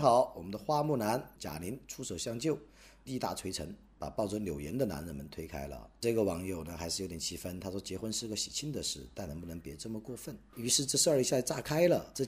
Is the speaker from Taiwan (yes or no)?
no; China; 我在我的老家德山，阳光灿烂，春光明媚